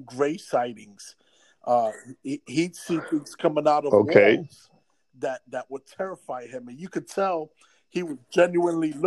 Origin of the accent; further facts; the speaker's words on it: New York City, New York, United States; I grew up on Prospect Ave, right across the street from the Bronx Zoo on 187th Street